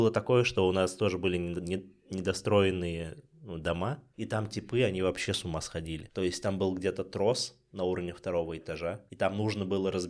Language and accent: Russian; Ulyanovsk, Ulyanovsk Oblast, Russia; э, в Ульяновске, и это был жесткий город 90 у нас был весь город захвачен ОПГ.